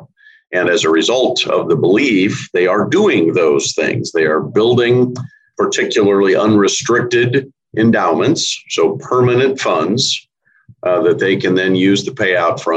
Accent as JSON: {"language": "English", "town": "Columbus", "region": "Nebraska", "country": "United States", "tie": "born or raised there", "also_born_or_lived": "Missouri", "said": "I grew up in Columbus, just went away to Missouri for college and came back and have been there ever since"}